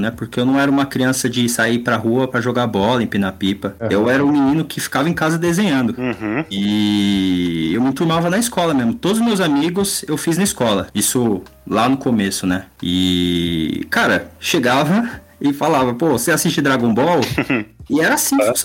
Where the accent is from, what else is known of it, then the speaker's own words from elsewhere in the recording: São Bernardo do Campo, São Paulo, Brazil; also born or lived in Minas Gerais; Eu nasci em São Bernardo do Campo, mas, cara, eu não. Eu, não, eu sou de lá, mas eu já morei em tanto lugar, cara.